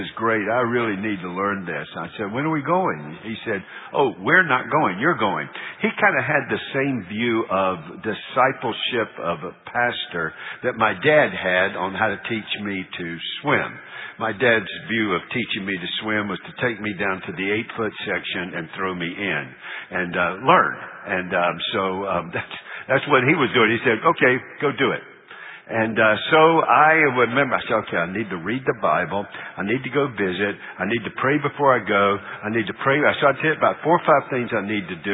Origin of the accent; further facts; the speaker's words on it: Charlotte, North Carolina, United States; moved away; We're from Charlotte